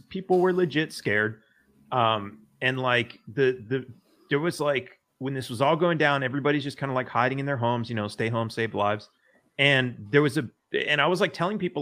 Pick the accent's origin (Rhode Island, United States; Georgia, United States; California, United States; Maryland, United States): California, United States; I grew up in California